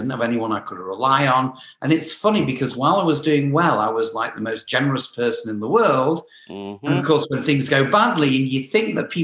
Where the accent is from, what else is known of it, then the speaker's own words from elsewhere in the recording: England, United Kingdom; moved away as an adult; also born or lived in Southern California; now in Los Angeles, United States; I'm from England